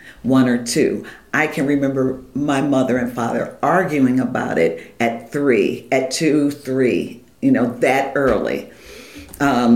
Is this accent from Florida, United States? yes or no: no; Cleveland, Ohio, United States; I'm born and bred in Cleveland, Ohio, home of rock and roll